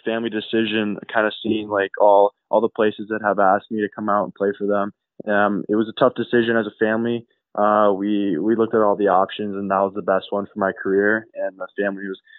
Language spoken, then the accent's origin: English; Arizona, United States; also born or lived in Sweden; And that's where he had myself and my younger sister. I lived there for a few years, and we moved over to Arizona as he was drafted by the Winnipeg Jets